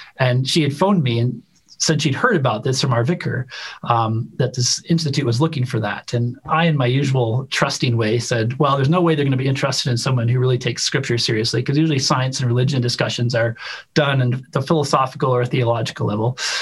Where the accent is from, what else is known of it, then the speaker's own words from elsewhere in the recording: Chicago, Illinois, United States; moved away as an adult; also born or lived in Utah; since I was a kid growing up in Chicago